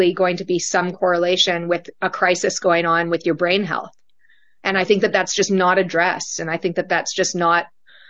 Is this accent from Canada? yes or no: yes; Canada; moved away; I'm from Canada. My husband's from Australia. We grew up in nations that do not have the prevalence of gun culture.